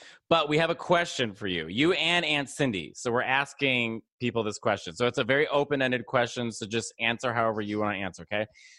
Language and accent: English; Arlington Heights, Illinois, United States; So I grew up in Arlington Heights, Illinois, which is the northwest suburb of Chicago